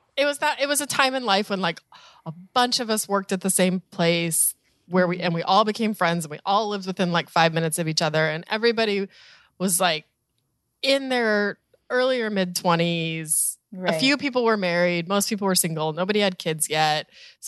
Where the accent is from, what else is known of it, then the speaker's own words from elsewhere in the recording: Colorado, United States; also born or lived in Chicago / Orlando / San Diego / Cleveland; now in New York, United States; I grew up in Colorado and then moved to Chicago and then Orlando and then New York and then San Diego and then Cleveland and now back to New York.